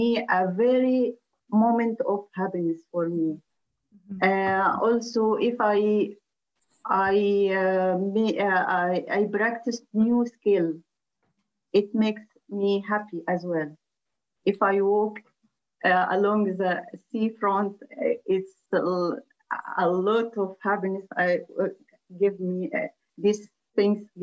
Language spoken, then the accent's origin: English; Egypt; moved away as an adult; now in United Kingdom; I'm from Egypt.